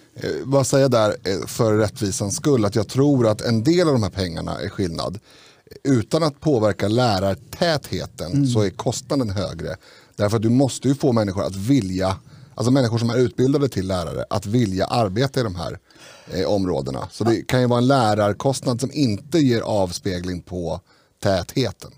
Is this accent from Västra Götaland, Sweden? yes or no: no; Stockholm, Stockholm County, Sweden; jag är född i Rinkeby